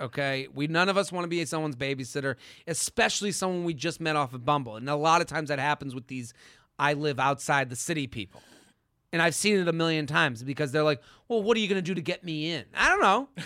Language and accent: English; Needham, Massachusetts, United States; I'm from Needham